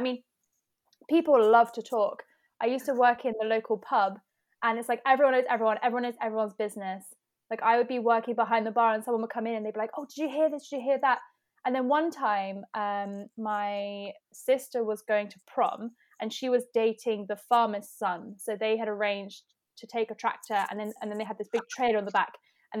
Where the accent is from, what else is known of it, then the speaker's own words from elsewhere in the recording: South West England, United Kingdom; Well, actually, you know, growing up in the West Country, you know, we're always so surprised and scared